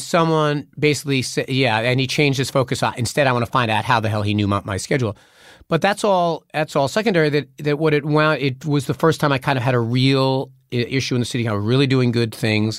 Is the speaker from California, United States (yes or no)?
no; New York, United States; I was just being a New Yorker